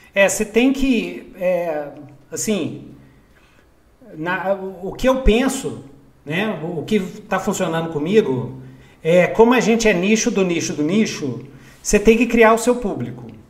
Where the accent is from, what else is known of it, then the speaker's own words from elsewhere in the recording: Belo Horizonte, Minas Gerais, Brazil; Cresci em Minas Gerais. Cresci em Belzonte